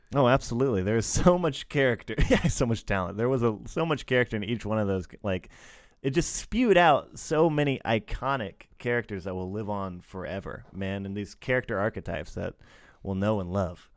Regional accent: United States; I'm American

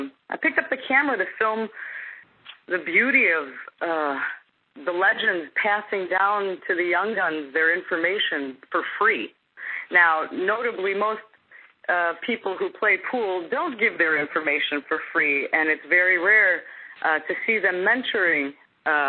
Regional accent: Chicago, Illinois, United States; I'm from Chicago

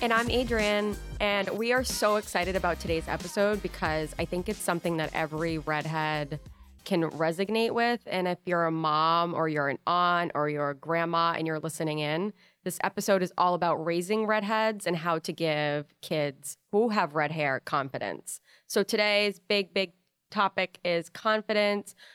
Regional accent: Rhode Island, United States; growing up in Rhode Island

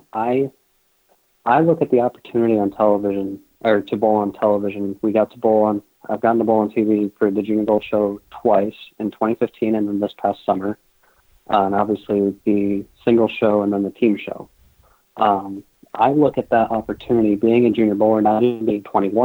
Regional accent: Massachusetts, United States; growing up in Massachusetts and the New England area

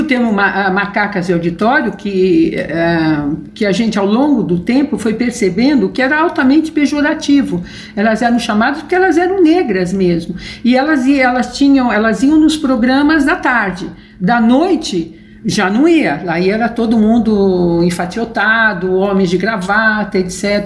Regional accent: São Paulo, Brazil; eu, morava, eu nasci no Ipiranga

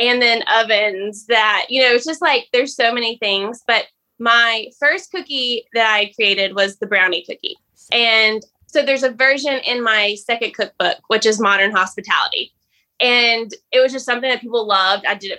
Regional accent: Mississippi, United States; I grew up in the South, in Mississippi.

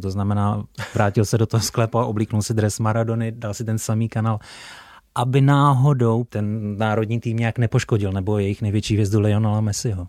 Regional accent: Czechia; jako Čech

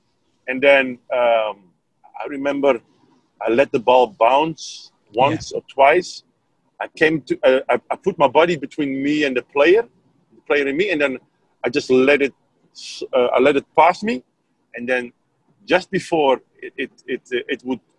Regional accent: Netherlands; English is a second language; Well, I came from Holland.

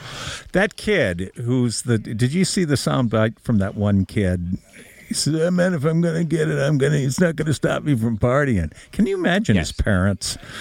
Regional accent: Bloomfield, Connecticut, United States; I'm from Bloomfield

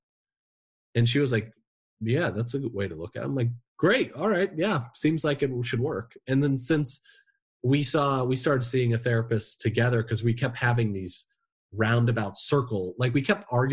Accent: Indiana, United States; now in New England, United States; I'm from Indiana, you know, the Midwest. We bury our problems

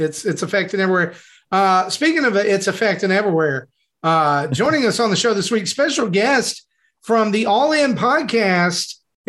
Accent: the South, United States; as a person who lives in the South, the assumption for me as a Southerner

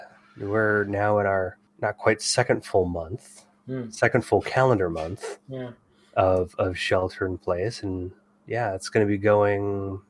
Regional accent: Bay Area, California, United States; growing up in the Bay Area in the 80s and 90s.

